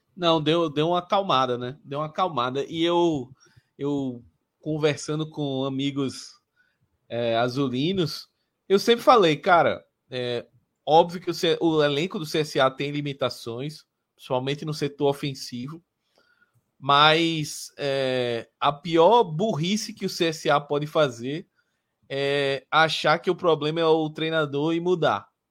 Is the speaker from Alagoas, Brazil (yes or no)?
yes; Palmeira dos Índios, Alagoas, Brazil; É um, é um clube que é da, da minha cidade natal, né? É a cidade da família da minha mãe, principalmente, de Palmeiras dos Índios